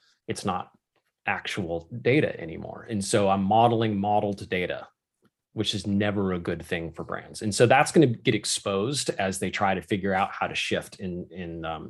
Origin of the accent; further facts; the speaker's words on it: United States; I am an American